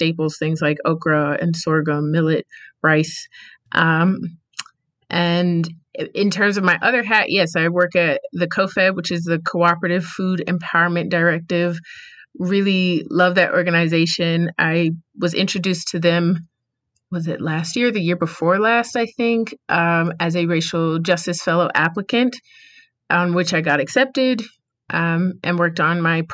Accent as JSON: {"language": "English", "town": "Rocky Mount", "region": "North Carolina", "country": "United States", "tie": "born or raised there", "also_born_or_lived": "Newark", "said": "where I was raised in Rocky Mount, North Carolina. So proud to be from here, really excited to be back home"}